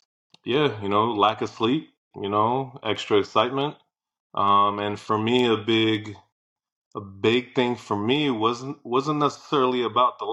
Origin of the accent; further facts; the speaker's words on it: New Jersey, United States; moved away as an adult; I went back home. I'm born and bred in Jersey